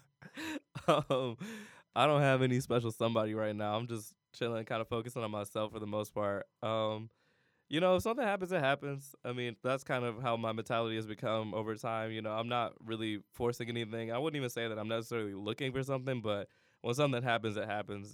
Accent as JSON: {"language": "English", "town": "Cleveland", "region": "Ohio", "country": "United States", "tie": "born or raised there", "also_born_or_lived": "California / Miami, Ohio", "moved": "as an adult", "said": "I'm not from California. I'm from Cleveland, Ohio."}